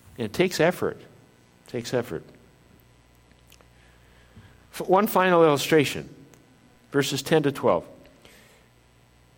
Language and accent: English; northern Minnesota, United States; I was used to inland lakes up in northern Minnesota, where I grew up in Minnesota